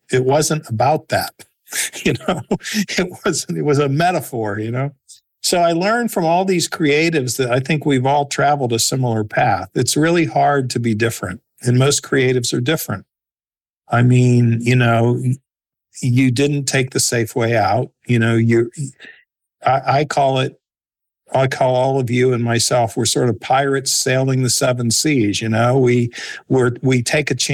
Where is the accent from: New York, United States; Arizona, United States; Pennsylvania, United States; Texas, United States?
Pennsylvania, United States; Pittsburgh; I grew up in Pittsburgh, PA